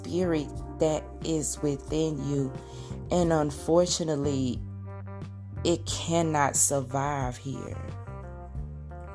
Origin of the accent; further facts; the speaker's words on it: Arkansas, United States; now in Oklahoma, United States; I'm originally from Arkansas, but I currently live in Oklahoma, both very beautiful states. I'm very proud of my southern / mid-south roots.